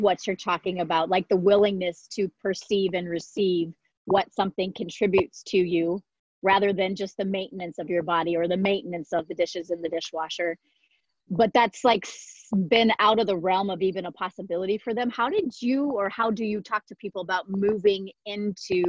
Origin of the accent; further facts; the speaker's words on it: Iowa, United States; I grew up in Iowa, like farm girl